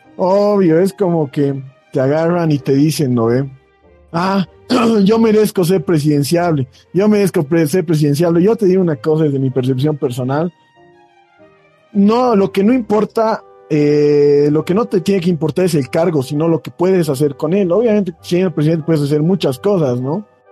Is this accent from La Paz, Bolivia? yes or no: yes; Muñecas Province, La Paz, Bolivia; Yo, yo vengo de la provincia de Muñecas